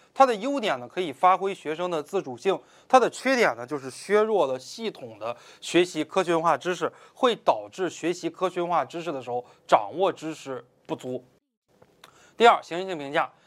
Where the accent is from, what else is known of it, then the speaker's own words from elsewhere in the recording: China; 我们中国人